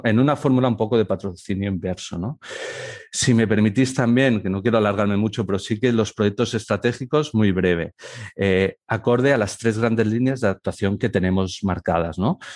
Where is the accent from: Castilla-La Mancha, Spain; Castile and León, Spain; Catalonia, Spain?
Catalonia, Spain; Barcelona; moved away as an adult; now in Elche, Spain; en Barcelona, que es donde eh, he realizado mi formación y mi primera experiencia profesional, porque soy de allí